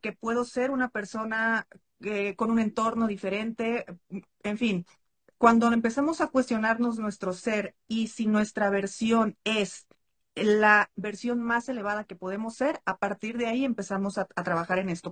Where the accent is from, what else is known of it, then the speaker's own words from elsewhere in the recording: Mexico; soy mexicana